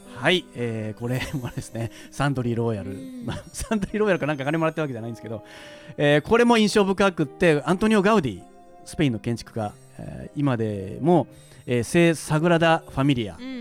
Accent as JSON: {"language": "Japanese", "town": "Shimonoseki", "region": "Yamaguchi", "country": "Japan", "tie": "born or raised there", "said": "僕あの山口県の下関市出身"}